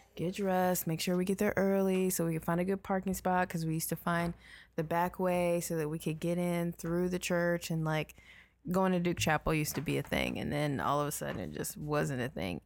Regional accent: Nigeria; I'm Nigerian

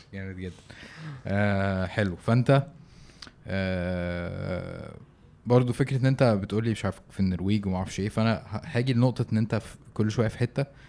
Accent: Egypt; احنا عندنا في مصر

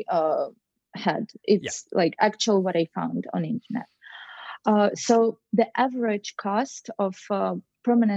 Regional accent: Russia; moved away as an adult; now in New York, United States; So in my apartment in Russia

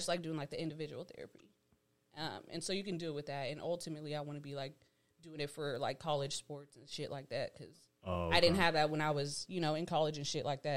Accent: Stockton, California, United States; I grew up in Stockton.

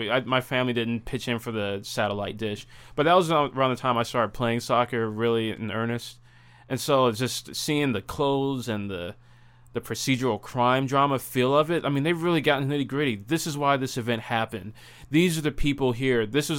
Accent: Madison, Tennessee, United States

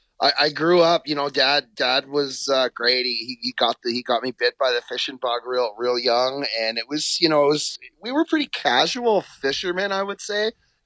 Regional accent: Ontario, Canada; also born or lived in western Canada / United States; now in New Brunswick, Canada; So I grew up in Ontario, spent some time out west. When I moved east

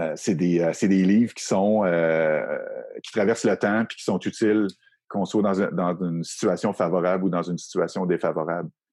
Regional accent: Quebec City, Quebec, Canada; moi, je viens de la région de Québec.

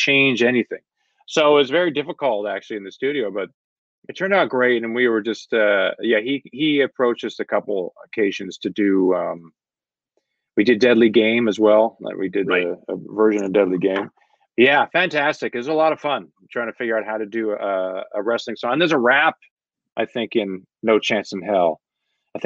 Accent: Canada; we grew up in Canada

